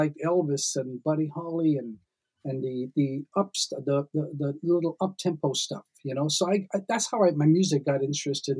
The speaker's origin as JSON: {"language": "English", "country": "Trinidad & Tobago", "tie": "born or raised there", "also_born_or_lived": "Canada", "moved": "yes", "said": "My mom and dad, of course, we're all from Trinidad."}